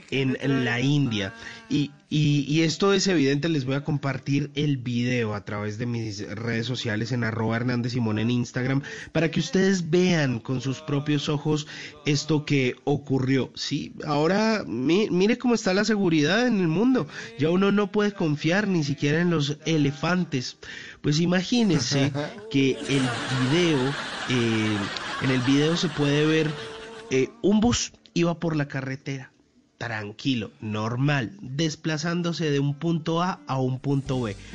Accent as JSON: {"language": "Spanish", "country": "Colombia", "said": "Así somos los colombianos. Pa'lante"}